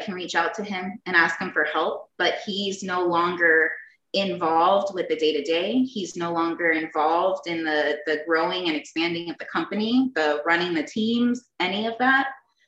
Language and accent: English; San Antonio, Texas, United States; moved away as an adult; now in Phoenix, United States; I grew up in San Antonio, Texas, and came out here to Phoenix, Arizona when I was about 19